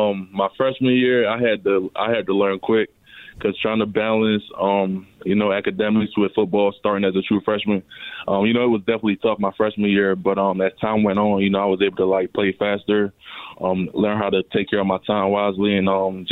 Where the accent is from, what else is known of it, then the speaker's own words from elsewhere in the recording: Baltimore, Maryland, United States; also born or lived in Nigeria / North Carolina; So I was born in Nigeria. I moved to North Carolina with my family around the age of three. Went back to Nigeria around the age of five, and then me and my family moved to Baltimore around the age of eight.